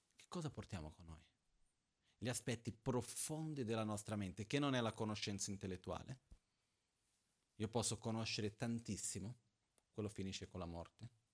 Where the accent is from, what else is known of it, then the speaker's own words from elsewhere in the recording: Brazil; Io sono brasiliano